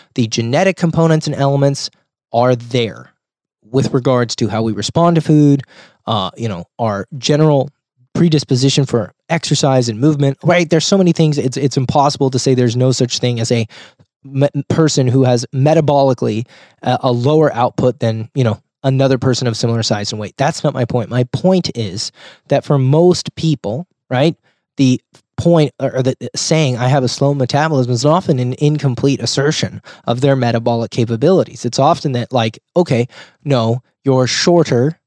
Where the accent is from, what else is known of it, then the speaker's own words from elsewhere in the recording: Rohnert Park, California, United States; my hometown of Roanoke Park, California, or Sonoma County. which is where I live.